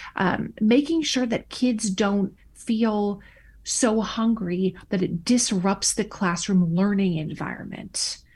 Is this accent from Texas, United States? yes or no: no; Minnesota, United States; moved away as an adult; I returned back to my home state of Minnesota